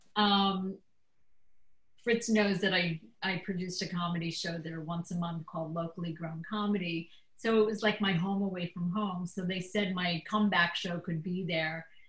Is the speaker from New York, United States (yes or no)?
yes; New York, United States; I'm from New York, which is also a great place for comedy